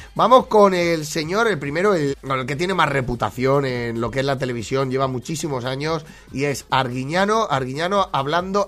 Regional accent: Valencian Community, Spain; la gente de mi tierra

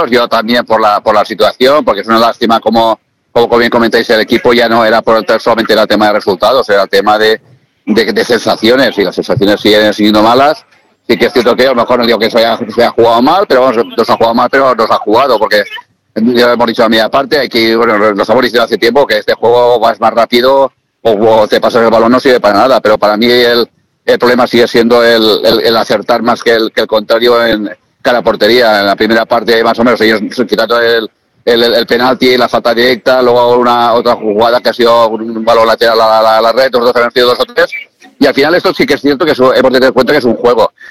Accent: Castellón, Valencian Community, Spain; lo queremos porque somos de Castellón

